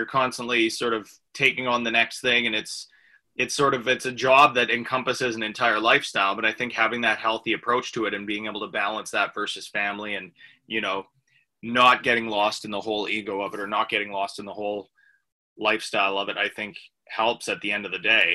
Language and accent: English; Canada; as a Canadian